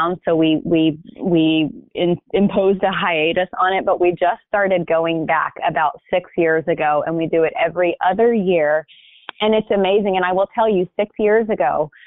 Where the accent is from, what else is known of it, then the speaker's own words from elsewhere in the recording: Hoover, Alabama, United States; now in California, United States; I grew up in Birmingham, Alabama, in a suburb called Hoover.